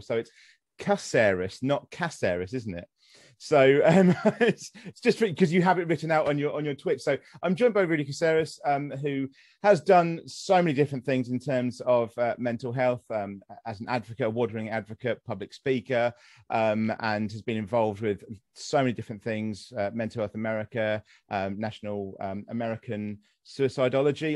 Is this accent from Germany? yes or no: no; United Kingdom; accent: British; a British person with my accent